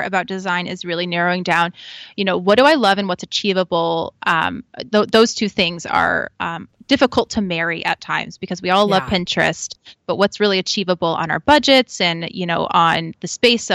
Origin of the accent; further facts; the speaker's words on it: Midwest, United States; also born or lived in East Coast; So I'm a Midwest girl now and would claim to be a Midwest girl still, but I was born out in the East Coast